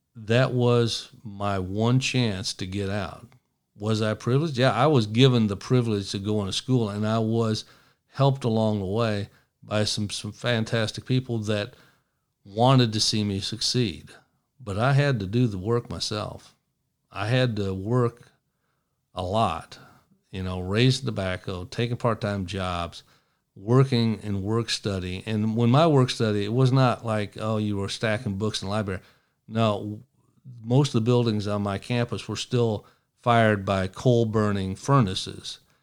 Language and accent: English; East Tennessee, United States; also born or lived in Monroe, Michigan